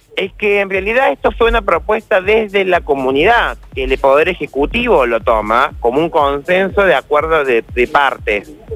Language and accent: Spanish; Argentina; como argentinos y argentinas